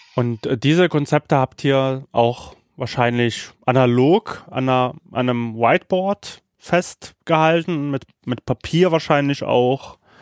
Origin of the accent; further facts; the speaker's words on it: Sofia, Sofia City, Bulgaria; moved away; in Sofia lebt, in der Hauptstadt von mhm. Bulgarien. Und da, und da das ja auch mein Geburtsort ist